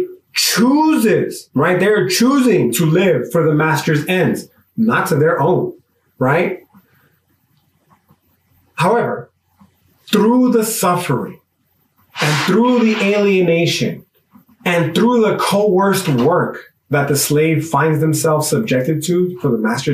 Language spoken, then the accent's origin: English; United States; my American exceptionalism